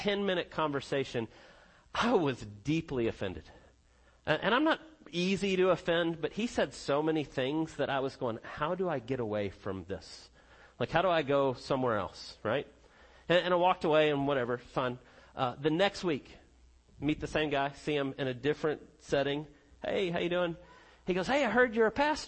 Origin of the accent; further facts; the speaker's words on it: Connecticut, United States; also born or lived in South Carolina; now in Georgia, United States; growing up in Connecticut